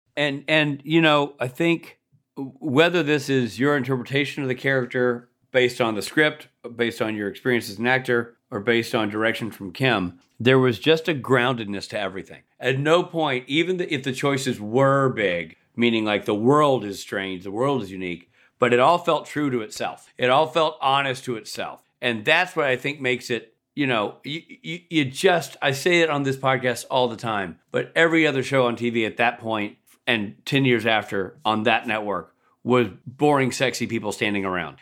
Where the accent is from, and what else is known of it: Nashville, Tennessee, United States; born or raised there